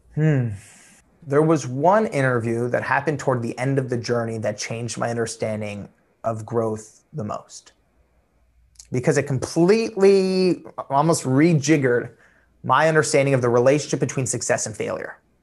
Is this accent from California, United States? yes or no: yes; Los Angeles, California, United States; also born or lived in Iran (family); I'm from Los Angeles.